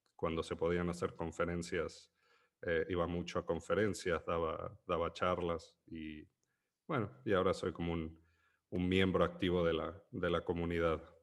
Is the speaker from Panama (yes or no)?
no; Argentina; siendo argentino